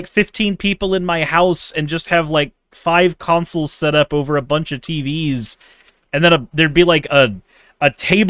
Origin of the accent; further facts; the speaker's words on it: Florida, United States; I grew up in Florida. That's Alabama with tourists.